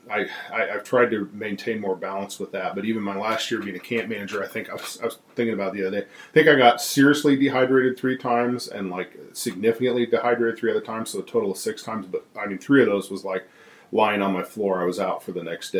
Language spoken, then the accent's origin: English; Iowa, United States; moved away; also born or lived in Texas; I grew up in Iowa most of my life, born in Texas, but was raised really in Iowa.